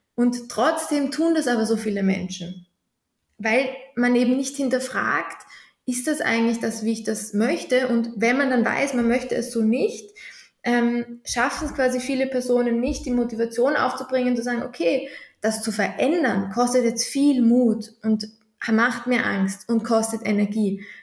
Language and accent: German; Vienna, Austria; Ich komme aus Wien